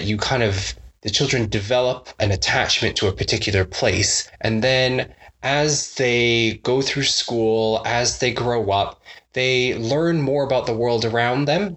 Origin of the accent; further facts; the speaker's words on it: Toronto, Ontario, Canada; moved away as an adult; now in United Kingdom; I'm from Canada and from Toronto